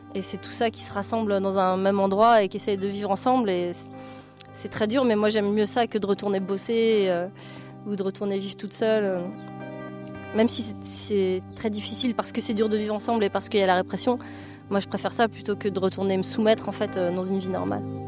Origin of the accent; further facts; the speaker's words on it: Brittany, France; moved away as an adult; now in Bure, France; j'avais décidé de partir de chez moi en Bretagne